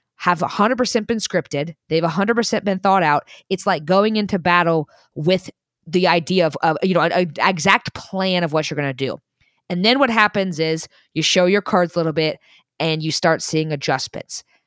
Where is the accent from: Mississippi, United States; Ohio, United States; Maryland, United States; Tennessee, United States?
Tennessee, United States; Vol Country; you and I growing up in Vol Country